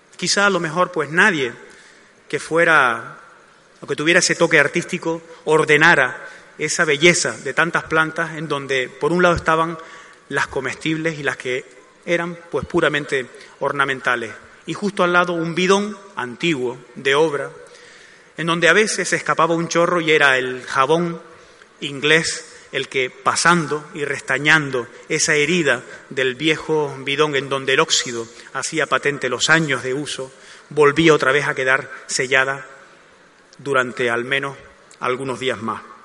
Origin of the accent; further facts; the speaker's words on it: Gáldar, Canary Islands, Spain; also born or lived in Arucas; Aunque yo procedo de Arucas, es Galdar la que atesora la mayor parte de los recuerdos más entrañables que tengo de esa época